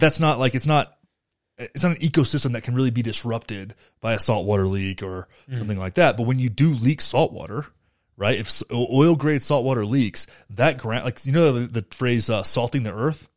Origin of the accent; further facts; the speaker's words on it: Graham, United States; my hometown in Graham is like it's like America under like shrunk down to nine thousand people